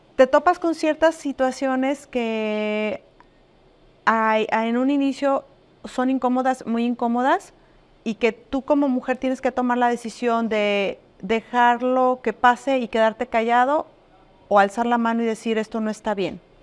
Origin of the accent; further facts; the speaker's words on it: Arandas, Jalisco, Mexico; moved away as an adult; now in Puerto Vallarta, Mexico; yo soy de Arandas en Jalisco. Soy jalisciense, como bien lo dices, pero ya tengo 20 años en este